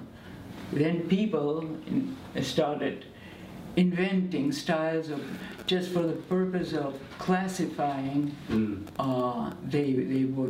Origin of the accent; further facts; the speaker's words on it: Argentina; also born or lived in Belgium; I was born in Belgium, but as a toddler. I mean, or actually I was 4 years old when my parents decided to move to Argentina.